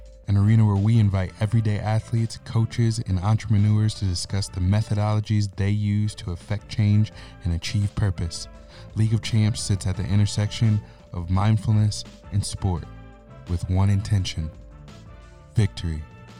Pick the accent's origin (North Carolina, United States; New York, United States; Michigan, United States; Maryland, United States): Michigan, United States; Lansing; my own experience growing up in Lansing, Michigan, and for the most part going to an all-white Christian school until I was a junior in high school.